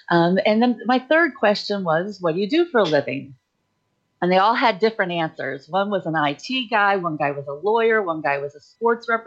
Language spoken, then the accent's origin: English; Idaho, United States; also born or lived in Newport / Chicago / Texas / Florida; I was born in Newport, Rhode Island, but I grew up in Chicago and, until elementary school. And then I did middle school and high school out in Idaho, but I've lived in Texas and we were in Florida at the moment.